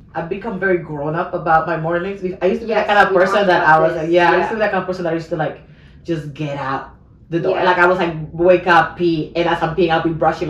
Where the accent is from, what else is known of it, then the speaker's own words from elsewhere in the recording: Georgia, United States; Yeah, because I grew up in Georgia. I grew up in the South.